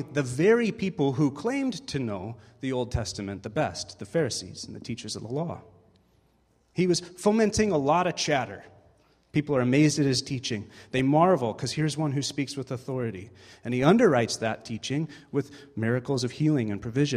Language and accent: English; United States; now in Canada; As an American